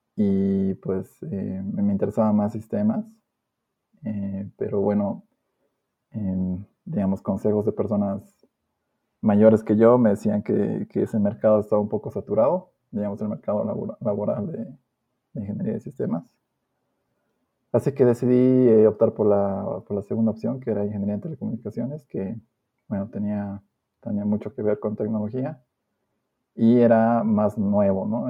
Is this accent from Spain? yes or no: no; La Paz, Bolivia; yo soy de la ciudad de La Paz, nacido y criado acá